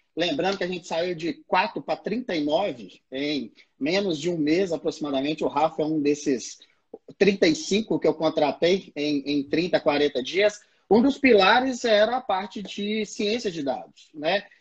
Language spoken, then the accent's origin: Portuguese; Belo Horizonte, Minas Gerais, Brazil; eu sou aqui de Belo Horizonte, já rodei esse mundão aí já, no Brasil inteiro também.